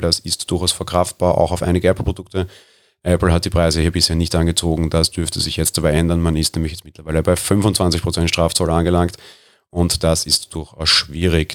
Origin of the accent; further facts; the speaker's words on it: Austria; Ich bin Österreicher